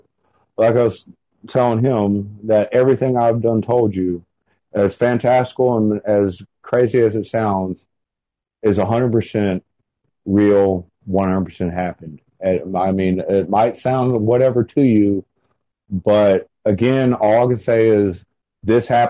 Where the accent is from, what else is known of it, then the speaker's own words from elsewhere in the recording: the South, United States; accent: Southern; also born or lived in South Carolina / North Carolina; you have to excuse my accent and everything because I am from the South